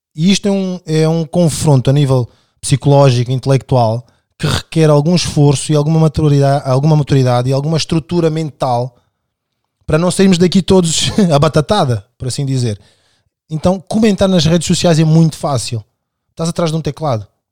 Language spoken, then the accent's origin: Portuguese; Amadora, Lisbon, Portugal; also born or lived in Angola / Buraca; E sou angolano, nascido em Angola, uh, crescido inicialmente de quando venho para Portugal em 91 na Cova da Moura e depois na Buraca